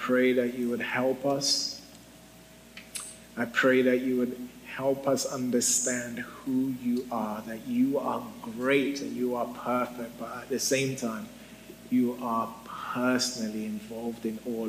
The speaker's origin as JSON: {"language": "English", "country": "United Kingdom", "said": "I'm a Brit"}